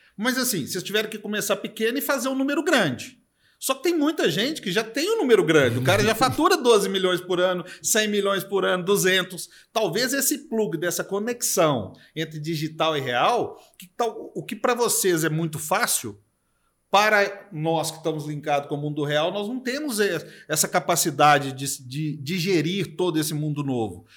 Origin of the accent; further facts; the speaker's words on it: Minas Gerais, Brazil; also born or lived in São Paulo; Eu nasci em São Paulo, fui criado em Minas, mas nasci em São Paulo